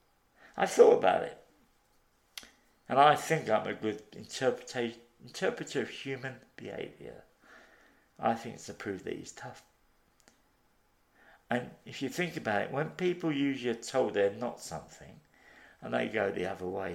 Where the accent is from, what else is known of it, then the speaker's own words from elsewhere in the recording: Liverpool, North West England, United Kingdom; I come from Liverpool.